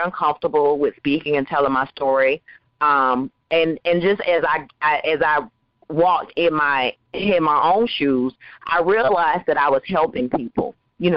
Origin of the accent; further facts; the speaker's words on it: Waycross, Georgia, United States; also born or lived in Valdosta, Georgia; I am a little poor girl that grew up on Jones Street in Waycross, Georgia